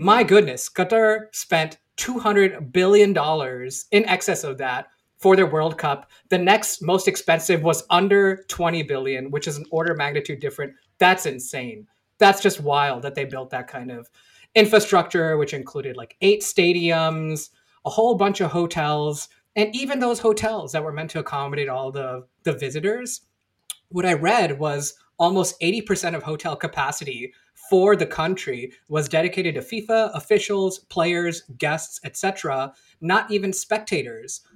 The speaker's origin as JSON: {"language": "English", "town": "Houston", "region": "Texas", "country": "United States", "tie": "born or raised there", "moved": "yes", "lives_now": "Seattle, United States", "said": "I grew up in Houston"}